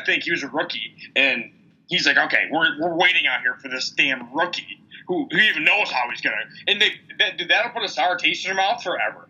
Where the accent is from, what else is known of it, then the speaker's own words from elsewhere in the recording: Michigan, United States; we're from the state of Michigan.